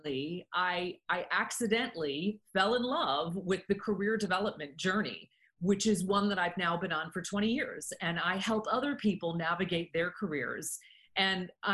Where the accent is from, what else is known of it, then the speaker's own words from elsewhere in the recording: United States; I was a very focused young woman in high school, growing up in the United States